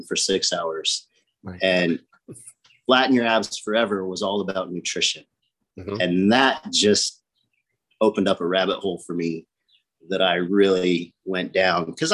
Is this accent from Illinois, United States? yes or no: yes; Illinois, United States; moved away as an adult; now in Naples, United States; I grew up in Illinois